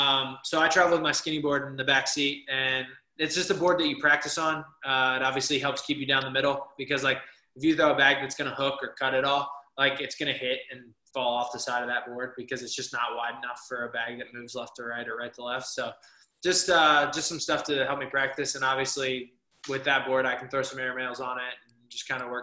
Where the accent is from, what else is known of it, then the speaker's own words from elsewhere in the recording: Harrisburg, Pennsylvania, United States; I'm from Pennsylvania, South Central PA, Harrisburg area